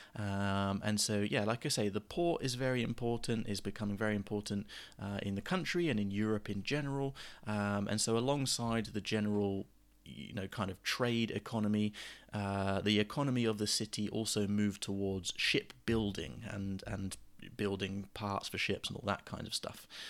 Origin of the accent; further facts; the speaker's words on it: England, United Kingdom; now in Southampton, United Kingdom; for us as, as the English